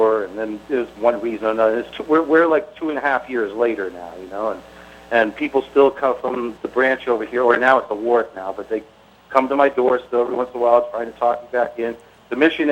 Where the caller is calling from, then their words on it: Middlebury, Vermont, United States; I'm calling from Middlebury, Vermont, a musician up here.